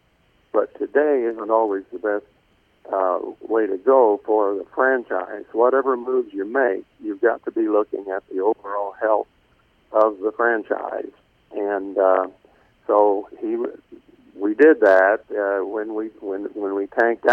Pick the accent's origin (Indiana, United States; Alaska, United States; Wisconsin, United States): Indiana, United States; Dale; there are three of us from with Dale roots that are in the Indiana Basketball Hall of Fame.